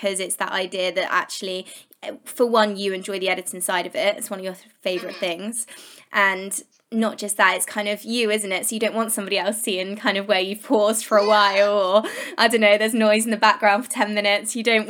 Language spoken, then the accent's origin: English; United Kingdom; Well, obviously I'm British and I love that humour.